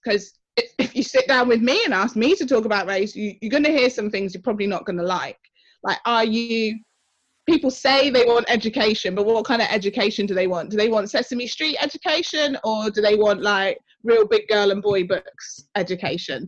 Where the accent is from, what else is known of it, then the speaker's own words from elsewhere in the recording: Oxford, South East England, United Kingdom; I am originally from Oxford, um, grew up in council housing there